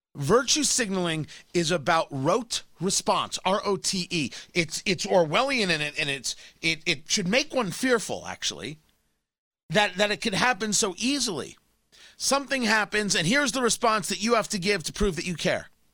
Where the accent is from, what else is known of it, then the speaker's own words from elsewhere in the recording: Middletown, New Jersey, United States; I grew up in Middletown, New Jersey